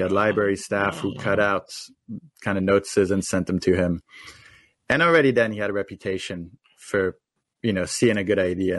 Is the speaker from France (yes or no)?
yes; France; I grew up in France.